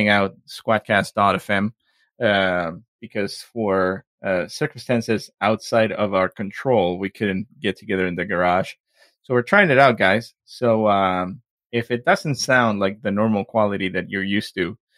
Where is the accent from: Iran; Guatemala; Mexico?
Mexico; accent: Mexican; my Mexican accent